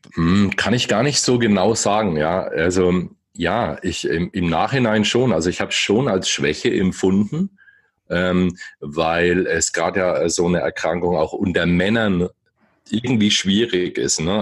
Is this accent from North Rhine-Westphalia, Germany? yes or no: no; Bamberg, Bavaria, Germany; now in Bayreuth, Germany; ich bin hier erst hergezogen. Ursprünglich bin ich okay. aus Bamberg.